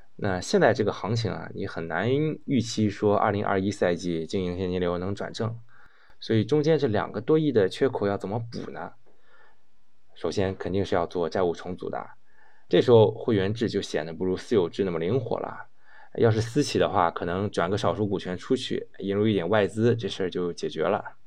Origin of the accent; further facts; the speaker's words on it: China; 咱们中国股东能做的很少啊，毕竟咱们不是本地人，也不是圈里的人。